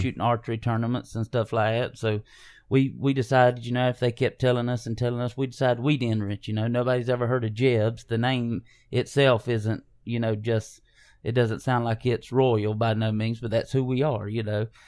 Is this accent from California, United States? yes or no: no; Hazlehurst, Georgia, United States; we grew up here in South Georgia